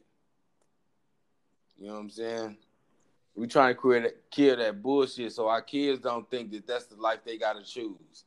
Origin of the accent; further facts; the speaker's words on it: Houston, Texas, United States; I'm from Houston